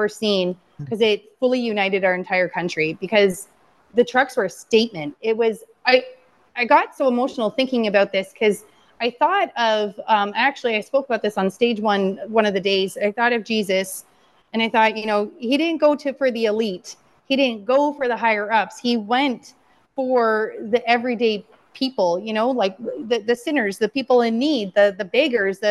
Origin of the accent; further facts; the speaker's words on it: London, Ontario, Canada; London, Ontario, my hometown